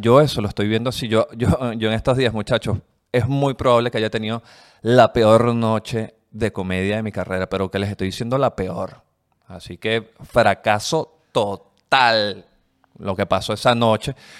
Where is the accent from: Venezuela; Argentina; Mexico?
Venezuela; now in Chile; los venezolanos, somos como los chinos, los nuevos chinos